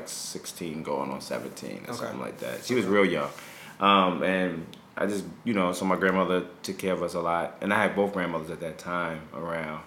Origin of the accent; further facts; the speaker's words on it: Hempstead, New York, United States; I'm from Hempstead, Long Island. I'm okay. From New York. I'm a New Yorker. I grew up in the suburbs of New York